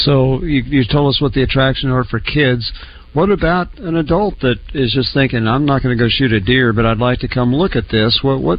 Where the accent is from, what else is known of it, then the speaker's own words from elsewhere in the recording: Oklahoma, United States; I grew up in Oklahoma